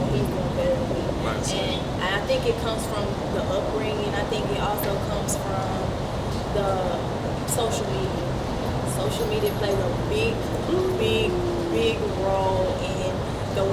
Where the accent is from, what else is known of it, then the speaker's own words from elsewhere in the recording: United States; I'm African American.